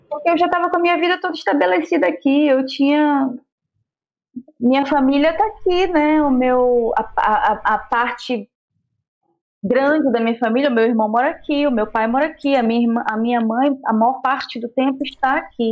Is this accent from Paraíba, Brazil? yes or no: no; Manaus, Amazonas, Brazil; moved away as an adult; also born or lived in São Paulo; now in Rio de Janeiro, Brazil; a minha terra, porque eu amo morar em Manaus